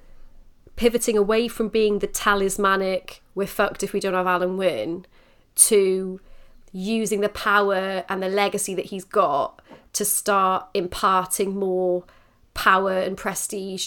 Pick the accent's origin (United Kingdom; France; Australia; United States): United Kingdom; Wales; as Welsh women or as Welsh people, rugby is in our blood